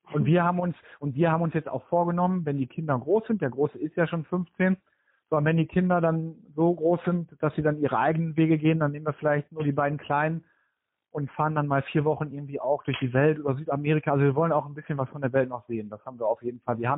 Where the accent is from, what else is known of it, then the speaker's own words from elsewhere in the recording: North Rhine-Westphalia, Germany; now in Oldenburg, Germany; Ich komme ursprünglich aus dem Ruhrgebiet ähm, da war nie die Option, dass wir irgendwie im Ruhrgebiet bleiben